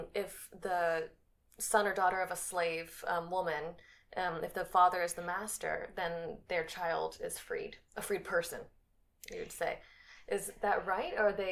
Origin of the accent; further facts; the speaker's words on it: United States; I'm also an American